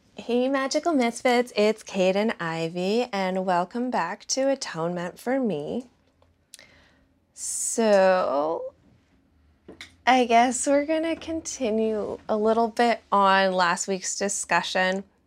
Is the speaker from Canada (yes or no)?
yes; Toronto, Ontario, Canada; I'm from Ontario. I'm from Toronto.